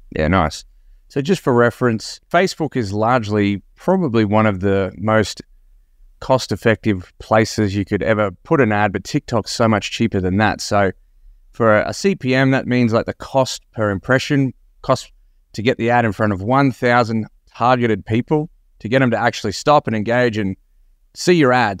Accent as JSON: {"language": "English", "country": "Australia", "said": "Another fellow Aussie"}